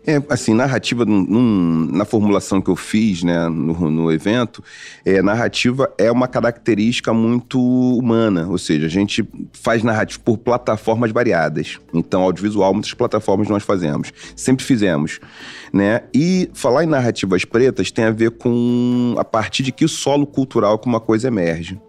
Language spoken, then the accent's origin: Portuguese; Rio de Janeiro, Brazil; Eu nasci em Oswaldo Cruz, um bairro ali próximo de Madureira